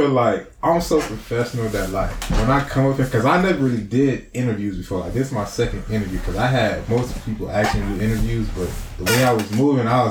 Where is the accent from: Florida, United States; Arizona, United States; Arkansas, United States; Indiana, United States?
Florida, United States; Broward County; moved away as an adult; also born or lived in Daytona Beach, Florida; now in California, United States; born and raised in Broward